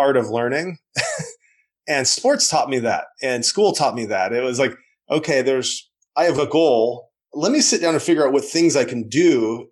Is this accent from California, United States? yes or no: no; a small town in Western Nebraska, United States; growing up in a small town in Western Nebraska